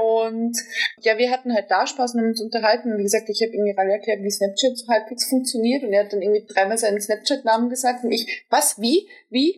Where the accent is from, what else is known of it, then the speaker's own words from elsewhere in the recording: Germany; Ich komme aus Deutschland, ich bin gebürtige Deutsche